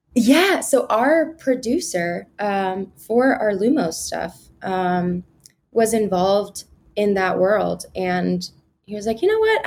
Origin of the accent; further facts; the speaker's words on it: Kansas, United States; moved away as an adult; also born or lived in Lawrence, Kansas; now in New York, United States; I was born on the Missouri side and then we moved to the Kansas side when I was in middle school. So um, predominantly grew up in Kansas